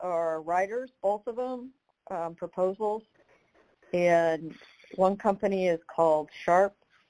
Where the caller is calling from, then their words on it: Tulsa, Oklahoma, United States; I'm calling in from Tulsa.